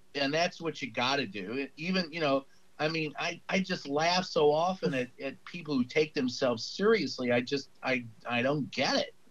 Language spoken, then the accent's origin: English; Louisville, Kentucky, United States; Louisville, Kentucky